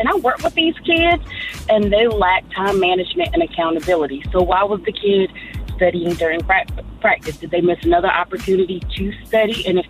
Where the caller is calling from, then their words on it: Orlando, Florida, United States; I'm calling from Orlando